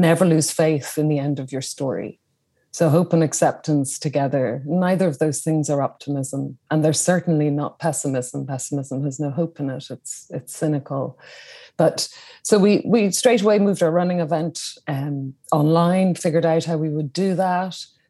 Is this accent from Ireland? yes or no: yes; Dublin, Leinster, Ireland; I was born in Dublin in Ireland, in the capital city